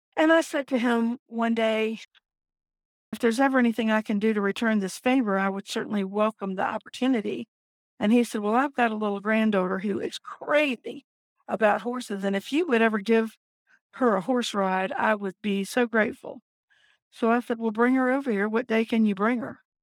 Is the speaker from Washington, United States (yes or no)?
no; Virginia Beach, Virginia, United States; I am from Virginia Beach, Virginia, and I've lived here my entire life